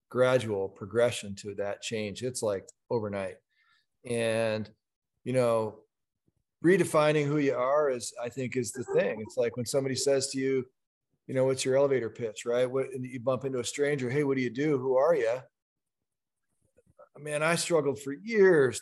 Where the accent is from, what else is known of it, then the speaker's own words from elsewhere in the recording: United States; as Americans